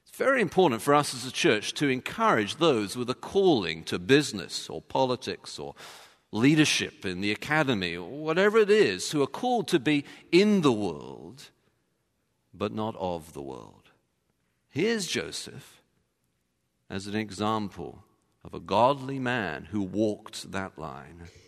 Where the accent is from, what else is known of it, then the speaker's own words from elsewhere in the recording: England, United Kingdom; as an Englishman